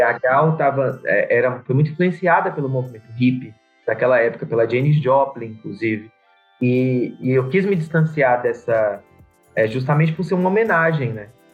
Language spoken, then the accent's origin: Portuguese; Vitória da Conquista, Bahia, Brazil; Eu sou de Vitória da Conquista, na Bahia